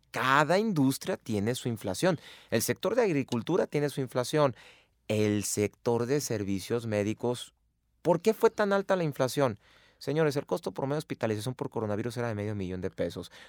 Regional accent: Mexico

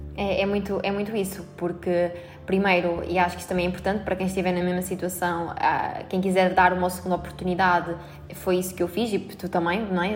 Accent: Albergaria-a-Velha, Centro, Portugal; moved away as an adult; now in Porto, Portugal; eu sou de Albergaria Velha

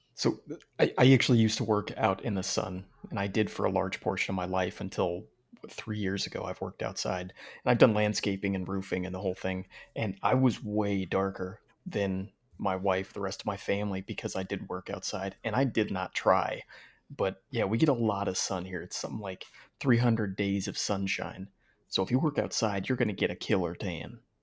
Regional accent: Phoenix, Arizona, United States; I'm born and raised in Phoenix

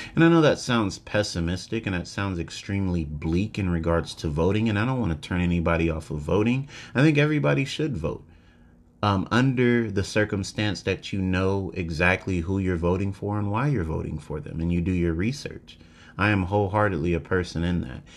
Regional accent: United States; as an American person

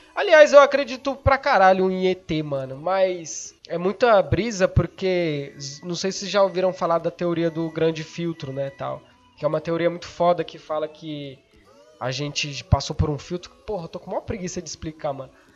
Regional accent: São Paulo, Brazil; eu sou de São Paulo

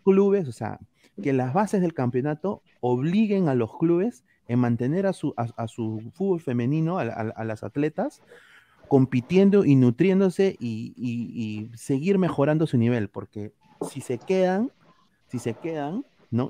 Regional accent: Peru; now in North America; como peruano

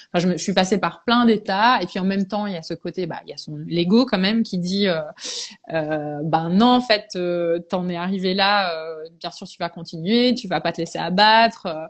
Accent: Belgium; je suis anglo-belge à la base. Mes parents sont anglais et, et euh, je suis née en Belgique. Donc, moi, j'ai fait mes études en Belgique

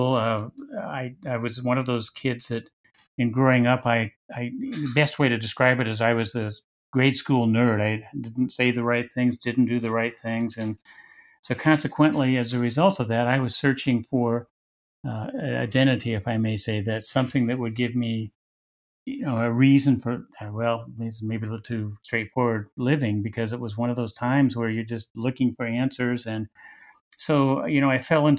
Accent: Wichita, Kansas, United States; also born or lived in Lawrence, Kansas; growing up in Wichita, Kansas

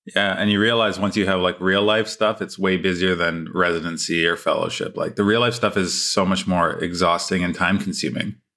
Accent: Toronto, Ontario, Canada; also born or lived in London, Ontario / Montreal, Quebec / Charlotte, North Carolina; I'm born and raised in Toronto

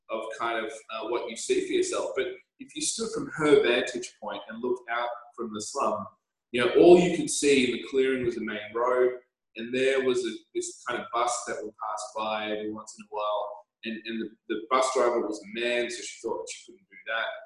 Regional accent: Canberra, Australian Capital Territory, Australia; also born or lived in Scotland; I was born in Scotland, you know, raised in Canberra, and in Canberra, a relatively small town

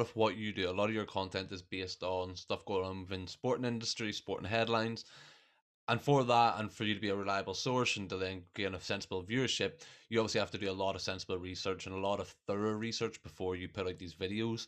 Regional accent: Ireland; I'm Irish, so we're expected to just know a lot about rugby

